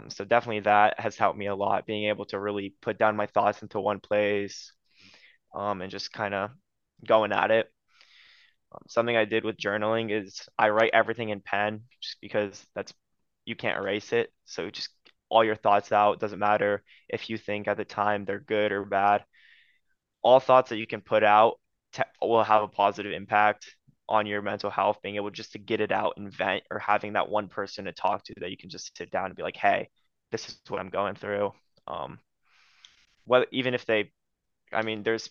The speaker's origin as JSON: {"language": "English", "region": "Ohio", "country": "United States", "tie": "born or raised there", "also_born_or_lived": "Romania", "said": "growing up in Ohio, the weather changes a lot."}